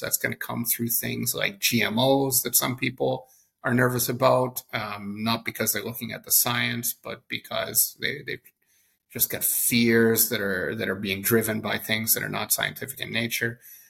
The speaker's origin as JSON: {"language": "English", "country": "Canada", "said": "I think as a Canadian who lived around 20 years of my life abroad, maybe you start seeing your own country with a little bit of critical distance."}